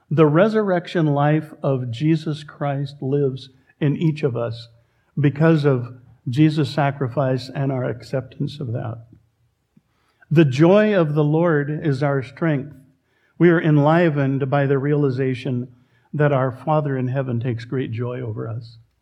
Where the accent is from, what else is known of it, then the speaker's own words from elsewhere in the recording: Oregon, United States; We Oregonians